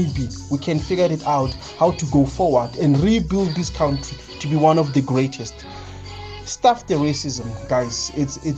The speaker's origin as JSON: {"language": "English", "country": "South Africa", "said": "as South African"}